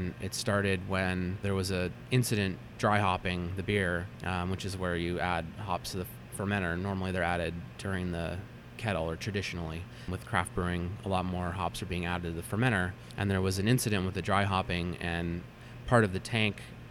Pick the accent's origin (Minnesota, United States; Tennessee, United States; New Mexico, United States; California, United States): California, United States; Meadow Vista; I grew up kind of in the Sierra foothills outside of Auburn, a town called Meadow Vista